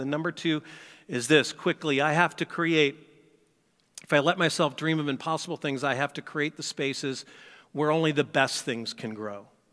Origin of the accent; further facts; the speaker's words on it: St. Louis, Missouri, United States; moved away; I grew up in Saint Louis